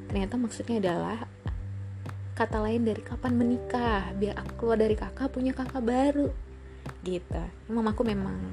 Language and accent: Indonesian; North Sumatra, Indonesia; now in Jakarta, Indonesia; aku ini adalah orang Batak yang mencari sesuap nasi ke kota Jakarta sama dengan uh, para perantau-perantau lainnya.